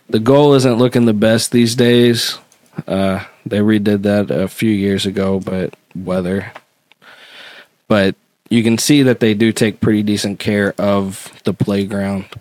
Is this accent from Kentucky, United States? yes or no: yes; Louisville, Kentucky, United States; born or raised there